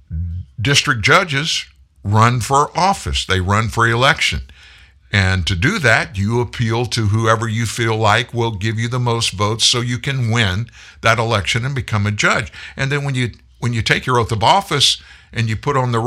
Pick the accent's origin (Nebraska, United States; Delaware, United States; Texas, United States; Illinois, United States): Texas, United States; Harris County; Harris County, Texas. I was born in Harris County. The big city there is Houston, Texas. I was born in a suburb